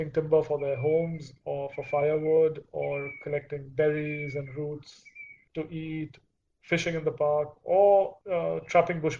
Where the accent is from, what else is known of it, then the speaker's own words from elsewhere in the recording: India; do we as an Indian culture